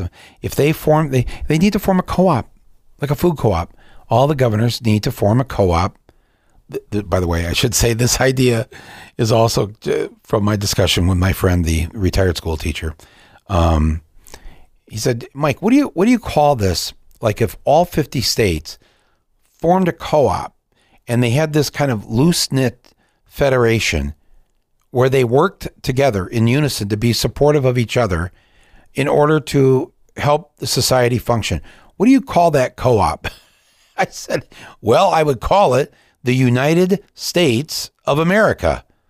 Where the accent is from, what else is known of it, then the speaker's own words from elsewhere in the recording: Canada; How can you feel good as a Canadian knowing that you got their job because you told General Motors you can pay less taxes here in Ontario?